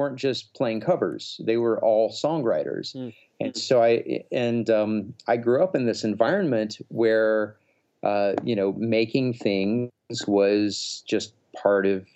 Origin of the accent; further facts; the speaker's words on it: Alabama, United States; I was this kind of scrawny, asthmatic, weirdo kid growing up in Alabama